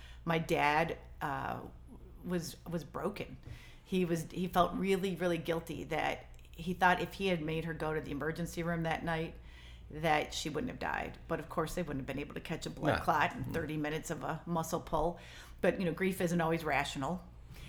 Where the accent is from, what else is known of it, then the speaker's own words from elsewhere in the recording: Michigan, United States; also born or lived in Chicago; now in Richmond, United States; I grew up in Michigan. I drink pop and play euchre.